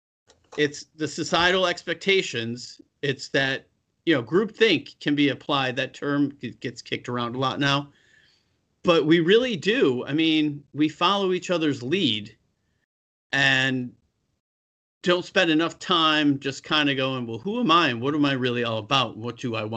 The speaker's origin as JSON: {"language": "English", "town": "Buffalo", "region": "New York", "country": "United States", "also_born_or_lived": "California", "moved": "yes", "said": "I'm from Buffalo"}